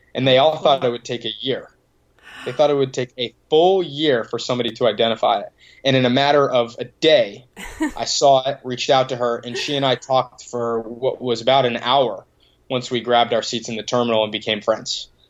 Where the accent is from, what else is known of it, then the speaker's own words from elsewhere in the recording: Boston, Massachusetts, United States; grew up a couple minutes outside the city and uh, went to school in Boston, and now living right in the middle of the city